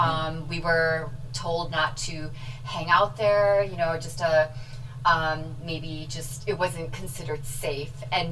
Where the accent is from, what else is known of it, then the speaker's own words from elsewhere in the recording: Beloit, Wisconsin, United States; also born or lived in St. Louis, Missouri; the thought of moving up north to Wisconsin, like, I remember breaking down and crying.